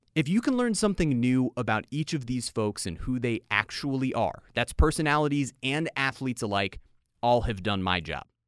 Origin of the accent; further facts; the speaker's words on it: South Florida, United States; I was born and raised right here in South Florida